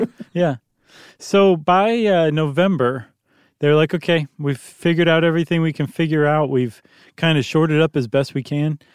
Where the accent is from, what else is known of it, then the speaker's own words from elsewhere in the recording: United States; I'm an American